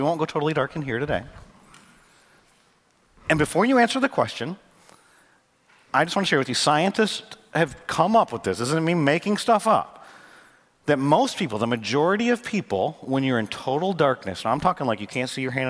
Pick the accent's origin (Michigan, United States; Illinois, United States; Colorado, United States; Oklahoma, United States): Michigan, United States; now in North Carolina, United States; I grew up in Michigan